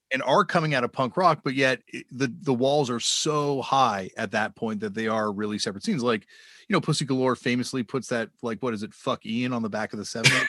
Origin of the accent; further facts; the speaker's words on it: Southern Ontario, Canada; Growing up in Southern Ontario